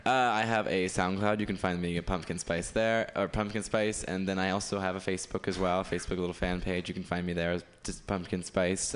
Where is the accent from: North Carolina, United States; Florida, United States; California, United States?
California, United States; Escalon; I am from Escalon, which is this little town near Modesto.